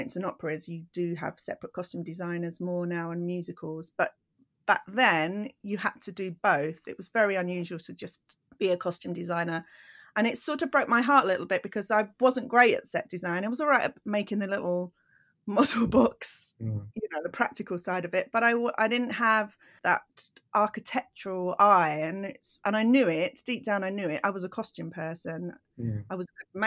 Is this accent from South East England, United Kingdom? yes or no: no; London, United Kingdom; also born or lived in Croydon; I'm from South London, but I moved all the way to Croydon, which is about 40 minutes in the car.